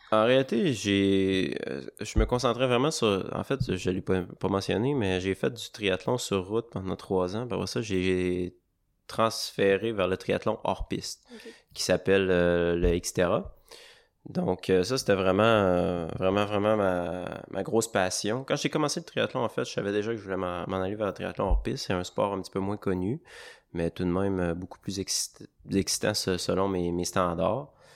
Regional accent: Baie-Saint-Paul, Quebec, Canada; je suis originaire de Charlevoix. J'ai grandi à Baie-Saint-Paul

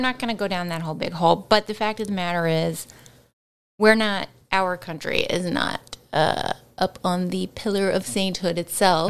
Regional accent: Canada; we are Canadian

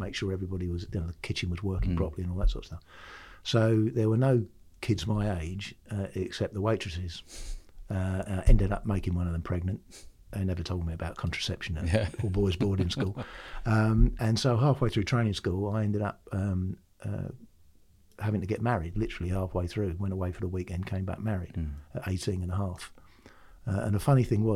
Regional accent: Bognor Regis and Littlehampton, Sussex, South East England, United Kingdom; also born or lived in Suffolk; I'm a South Coast boy. I was brought up between Bognor Regis and LA, or Little Hampton.

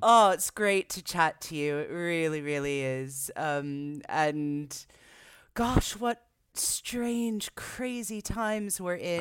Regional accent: Jersey Shore, New Jersey, United States; growing up on the Jersey Shore was great because I was on the beach

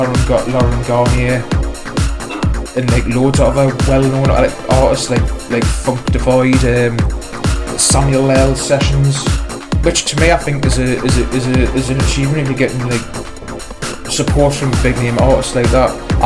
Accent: Newcastle upon Tyne, North East England, United Kingdom; I'm just a working class lad from Newcastle who's passionate for music.

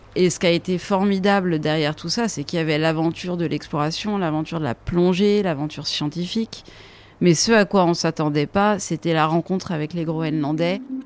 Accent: France; On est français

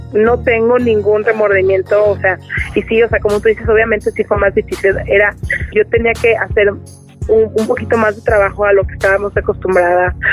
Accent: Mexico; moved away as an adult; now in United States; soy súper mexicana

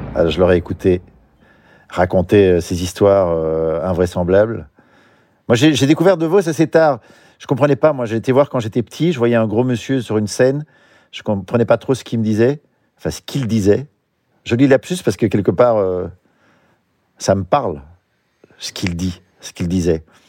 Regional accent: Belgium; Je suis belge

